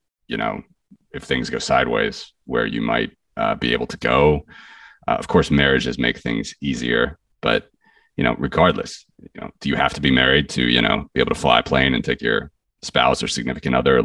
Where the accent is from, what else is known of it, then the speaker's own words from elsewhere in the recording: Cincinnati, Ohio, United States; moved away; my hometown in Cincinnati